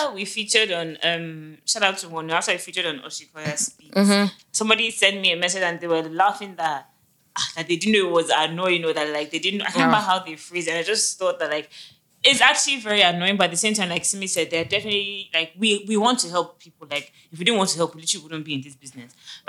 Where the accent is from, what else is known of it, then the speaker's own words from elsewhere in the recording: Nigeria; it's the same way it took a while for some people to accept that being Nigerian. It's fine.